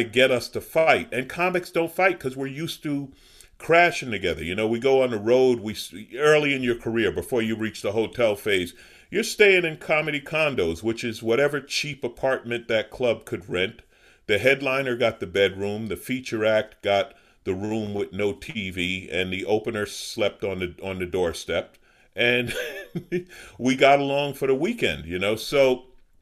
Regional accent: New York City, New York, United States; moved away as an adult; now in Los Angeles, United States; I grew up in Southeast Queens

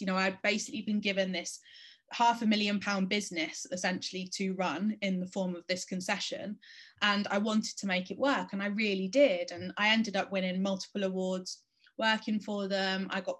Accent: Spain; So I grew up in Spain, which was really difficult for me because I was the only English girl in my school

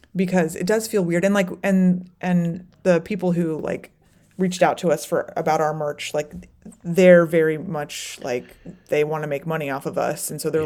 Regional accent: Florida, United States; now in Chicago, United States; I moved to Chicago, but I grew up in Florida

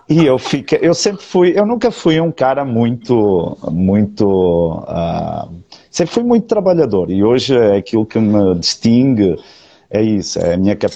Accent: Portugal; now in Brazil; eu, eu, já, eu já me esqueci quase do, do linguajar português

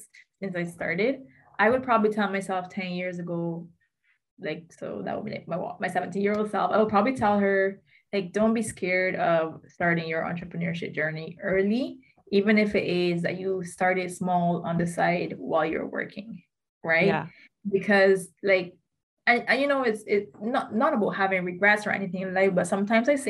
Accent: Barbados; also born or lived in United States; 2017 when I moved back from the States to Barbados

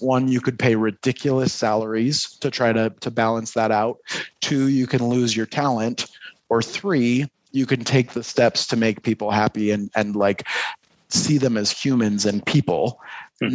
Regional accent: Detroit, Michigan, United States; now in Utah, United States; I'm I'm originally from Detroit, but have spent uh, a lot of my adult life here in Utah.

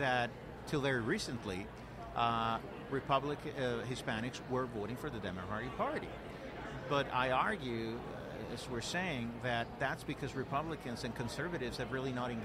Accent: Puerto Rico; I'm originally from Puerto Rico, born and raised of immigrant parents, so first generation American.

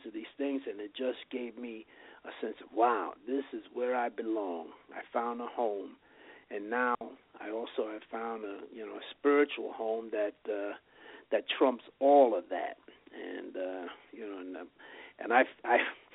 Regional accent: New York City, New York, United States; now in Las Vegas, United States; I was one of 11 children, grew up in New York, and I was born in the Bronx and raised in Chelsea

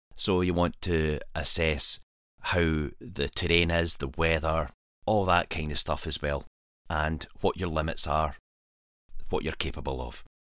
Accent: Scotland, United Kingdom; this is my home country

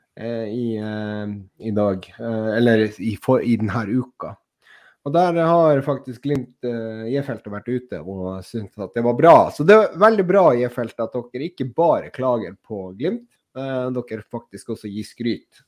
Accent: Finnmark, Norway; vi finnmarkinger som har, som har lært opp sunnmøringene til å være økonomisk

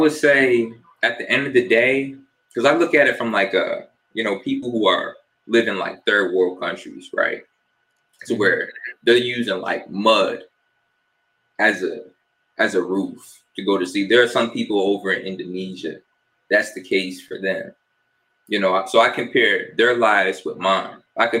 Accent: New Jersey, United States; also born or lived in Fort Lauderdale; I was born in New Jersey. Shout out to my Jersey folks. I've kind of lived everywhere, though. When I was about 5 or 6, moved down to South Florida, lived in Fort Lauderdale area for about 7 years.

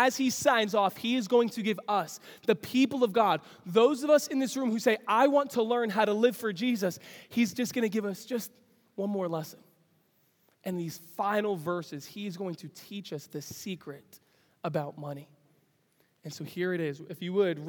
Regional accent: New York City, New York, United States; I grew up in New York City, Lower East Side of Manhattan

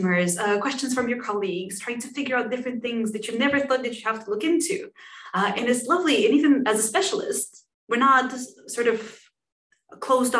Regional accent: Bulgaria; moved away as an adult; also born or lived in Denmark; now in United Kingdom; So I am originally from Bulgaria. I then moved to Denmark to study IT technology, and then I came to the UK, practically for my career

